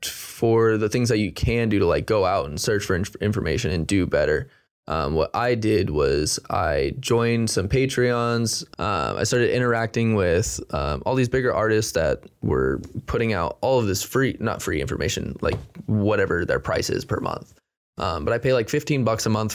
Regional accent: Corning, California, United States; also born or lived in Sacramento; now in Bay Area, United States; I grew up in Corning, small town

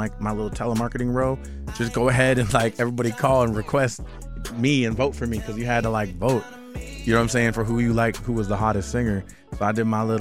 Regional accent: Minneapolis, Minnesota, United States; my hometown of Minneapolis, Minnesota

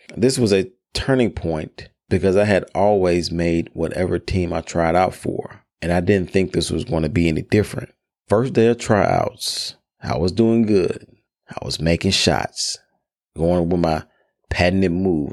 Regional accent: Memphis, Tennessee, United States; I grew up in Memphis, Tennessee, known as Hoop City

